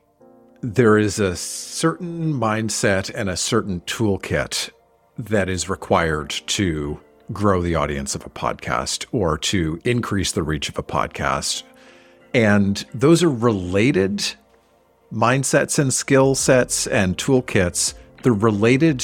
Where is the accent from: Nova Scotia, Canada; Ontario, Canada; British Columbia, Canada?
Nova Scotia, Canada; Halifax; the campus community radio station in my hometown of Halifax, Nova Scotia